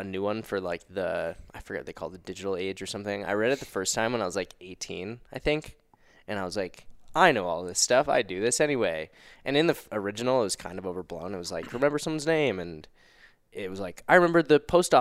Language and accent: English; Mount Laurel, New Jersey, United States; also born or lived in New York City; now in Denver, United States; I'm from Mount Laurel, New Jersey, South Jersey, near Philadelphia. And I live in Denver, Colorado now